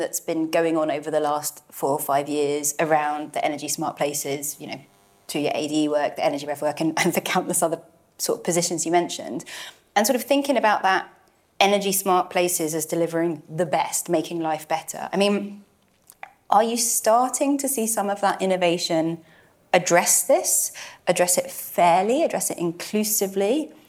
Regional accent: Barnet, London, United Kingdom; moved away; I'm from Barnet, not anymore. I used to be there

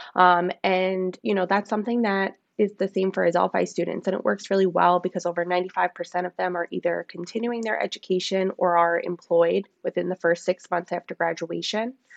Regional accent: Long Island, New York, United States; I grew up on Long Island.

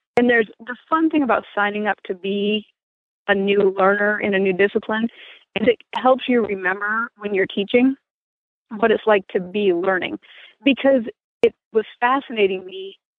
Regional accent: Maine, United States; moved away; I grew up in Maine.

